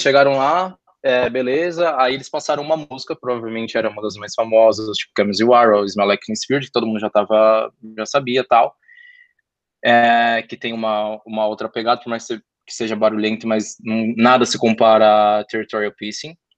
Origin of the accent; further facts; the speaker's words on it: Brazil; sendo brasileiro